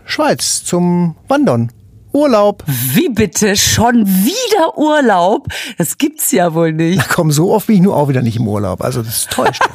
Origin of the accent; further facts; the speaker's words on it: Münster, North Rhine-Westphalia, Germany; moved away; Ich war ja in Münster, in meiner Heimatstadt